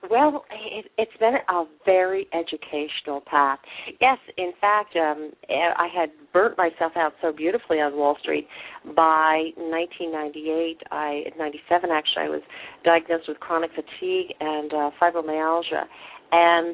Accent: United States; moved away as an adult; also born or lived in Manhattan, New York / St. Louis, Missouri / Upstate New York; I was born originally in New York, New York, in Manhattan, but I was raised in St. Louis and then upstate New York

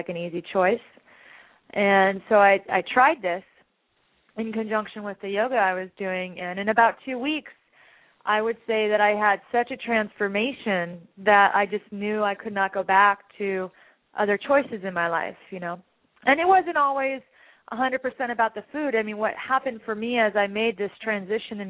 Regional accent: Orange County, California, United States; also born or lived in Los Angeles; I'm from Orange County

